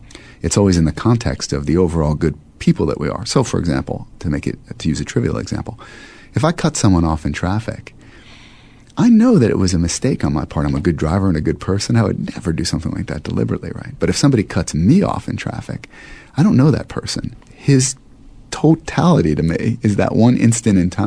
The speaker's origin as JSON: {"language": "English", "country": "United States", "said": "as an American"}